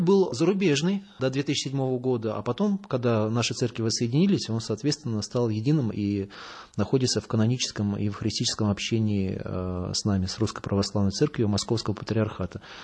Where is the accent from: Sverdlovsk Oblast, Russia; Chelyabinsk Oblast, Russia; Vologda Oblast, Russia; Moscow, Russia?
Moscow, Russia; я паломник, э, путешественник самостоятельный из Москвы